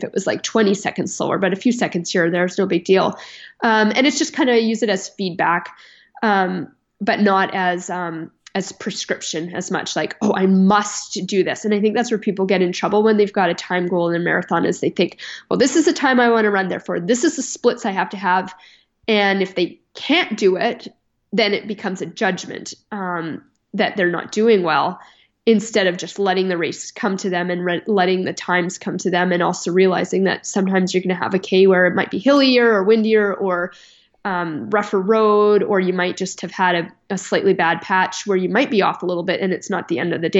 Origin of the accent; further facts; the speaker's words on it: Canada; I'm Canadian and I train in kilometers.